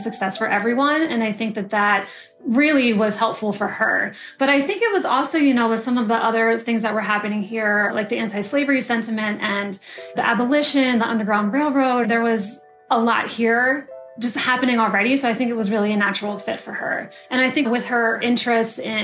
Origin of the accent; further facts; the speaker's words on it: southern Pennsylvania, United States; also born or lived in Upstate New York; now in Auburn, United States; I'm originally from Pennsylvania, kind of a smaller town in southern PA, which is really close to Maryland.